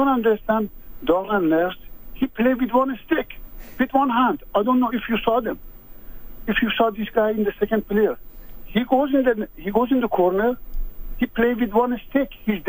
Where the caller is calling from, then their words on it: Montreal, Quebec, Canada; I'm calling from Montreal.